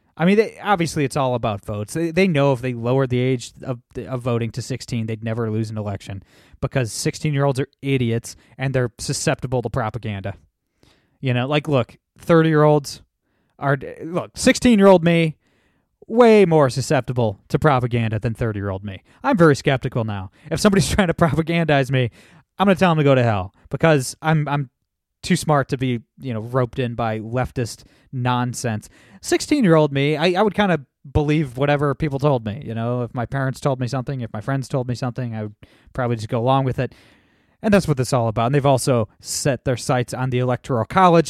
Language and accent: English; Toledo, Ohio, United States; my hometown in Toledo, Ohio